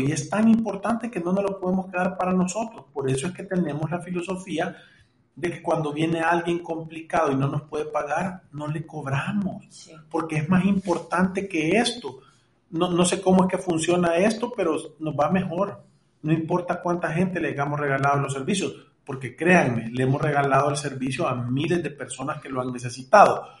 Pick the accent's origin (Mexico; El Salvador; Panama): El Salvador